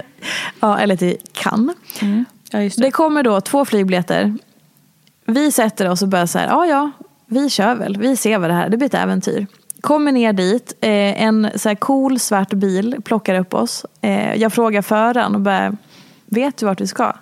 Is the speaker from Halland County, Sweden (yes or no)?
no; Hedemora, Dalarna County, Sweden; moved away as an adult; also born or lived in Oslo; now in Stockholm, Sweden; Jag är från lilla Hedemora